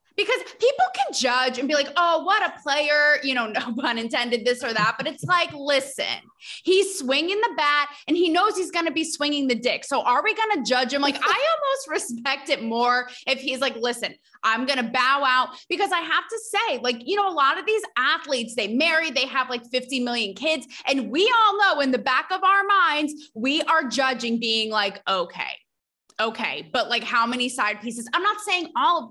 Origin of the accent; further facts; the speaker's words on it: New England, United States; We're from New England